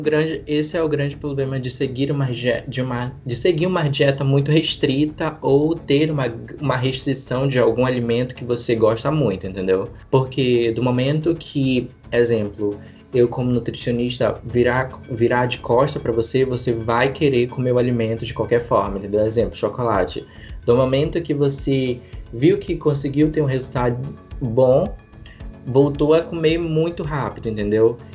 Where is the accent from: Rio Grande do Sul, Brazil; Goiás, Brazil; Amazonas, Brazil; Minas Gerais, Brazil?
Amazonas, Brazil; Manaus; sou de Manaus